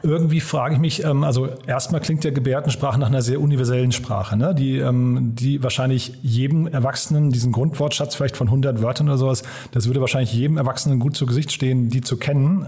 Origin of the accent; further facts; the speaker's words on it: Frankfurt, Hesse, Germany; meine Heimatstadt nach Frankfurt.